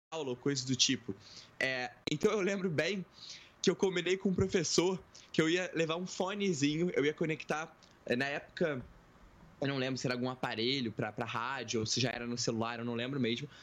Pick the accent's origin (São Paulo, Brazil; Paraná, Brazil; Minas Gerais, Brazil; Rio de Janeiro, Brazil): Rio de Janeiro, Brazil; sou carioca, tenho 22 anos